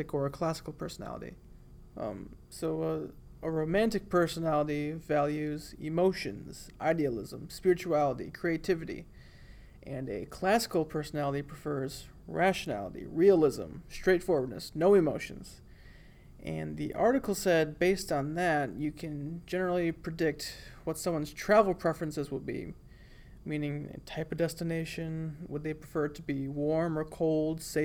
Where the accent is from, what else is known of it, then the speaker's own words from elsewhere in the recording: Bad Axe, Michigan, United States; moved away as an adult; now in Alabama, United States; having never really left my hometown before that, I remember being in shock that there are other way cooler places than the tiny town of Bad Axe, Michigan